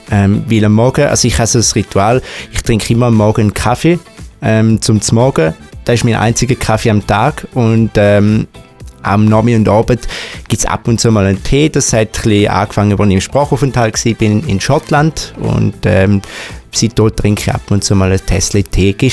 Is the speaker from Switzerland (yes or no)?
yes; St. Gallen, Switzerland; accent: Eastern Swiss; in meinem Dialekt wahrscheinlich schon gehört aus der Ostschweiz, genauer gesagt aus der schönsten Stadt ähm, von der ganzen Schweiz, nämlich von St. Gallen. Ähm, bin dort auch aufgewachsen